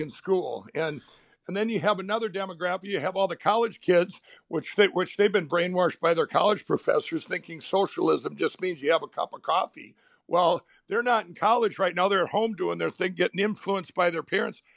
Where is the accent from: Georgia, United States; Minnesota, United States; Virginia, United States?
Minnesota, United States; my home state of Minnesota